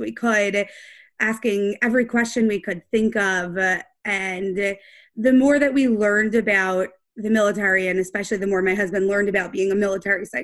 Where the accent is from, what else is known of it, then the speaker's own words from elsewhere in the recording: Atlanta, Georgia, United States; moved away; also born or lived in Brooklyn; I'm from Atlanta originally